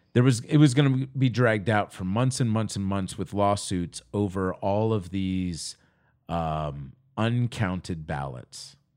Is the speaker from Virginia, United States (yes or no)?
yes; Virginia, United States; But in my home state of Virginia, I would have sat in that state for another 5 years